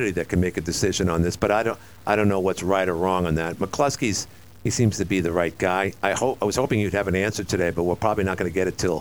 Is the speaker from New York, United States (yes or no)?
yes; Watertown, New York, United States